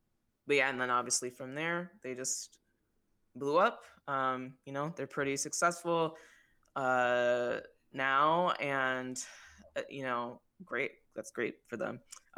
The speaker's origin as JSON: {"language": "English", "town": "Toledo", "region": "Ohio", "country": "United States", "tie": "born or raised there", "said": "my hometown of Toledo, Ohio."}